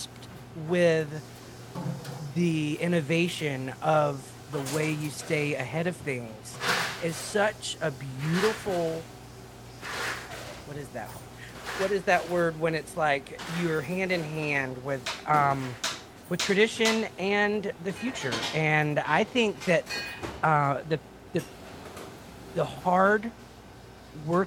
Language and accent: English; Mississippi, United States; I'm from Mississippi.